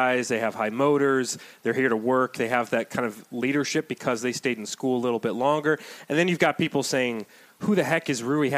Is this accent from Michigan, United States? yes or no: yes; Detroit, Michigan, United States; moved away; also born or lived in Loudoun County, Virginia; I'm originally from Detroit.